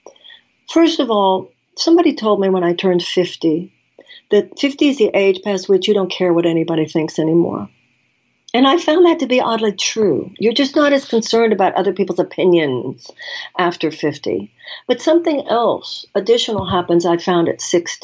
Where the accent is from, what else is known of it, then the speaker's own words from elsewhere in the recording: United States; as an American woman